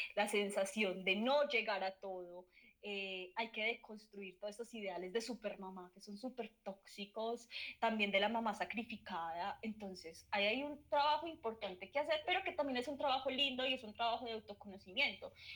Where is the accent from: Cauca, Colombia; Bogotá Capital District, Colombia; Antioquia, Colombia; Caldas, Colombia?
Caldas, Colombia; Manizales; also born or lived in Pereira; en Manizales viví también cuando era chiquita, como hasta los 10 años, pero mi adolescencia fue en Pereira